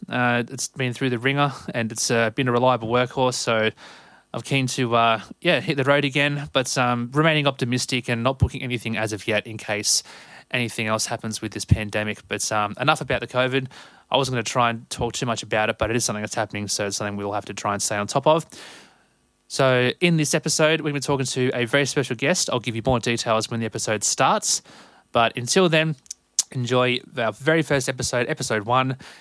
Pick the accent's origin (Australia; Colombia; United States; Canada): Australia; Sydney, New South Wales; being born and raised in Sydney